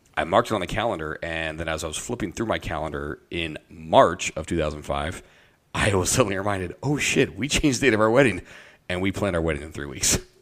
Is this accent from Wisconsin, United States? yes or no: no; Iowa, United States; the church that I grew up with in Iowa